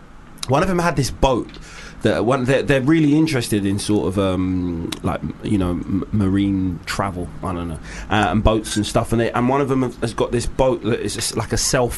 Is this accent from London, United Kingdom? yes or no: yes; London, United Kingdom; I was born in Homerton Hospital. I lived in Stoke Newington until I was 12. I now live by Shoreditch Park.